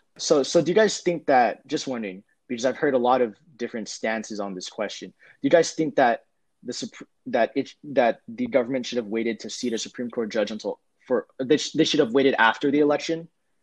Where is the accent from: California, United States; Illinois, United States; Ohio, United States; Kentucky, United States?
California, United States; I do host a podcast with my friend, Yihan Zhu. We're from Southern California.